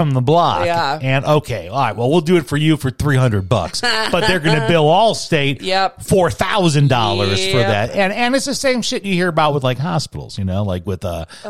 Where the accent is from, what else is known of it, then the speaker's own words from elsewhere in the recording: Chicago, Illinois, United States; growing up in Chicago